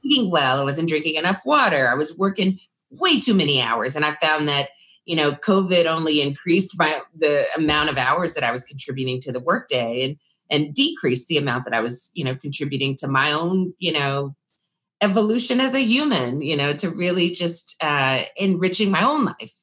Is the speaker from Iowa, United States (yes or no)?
no; Austin, Texas, United States; born or raised there